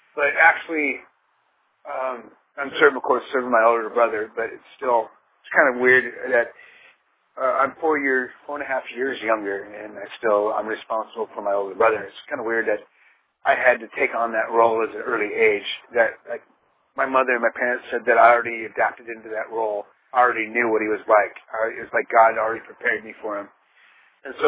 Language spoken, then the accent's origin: English; Pomona, California, United States; I was born in 1967 in Pomona, California, Southern California